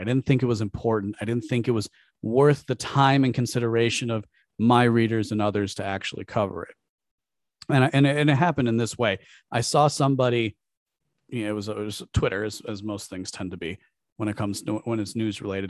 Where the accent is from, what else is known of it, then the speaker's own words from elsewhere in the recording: United States; Growing up as an American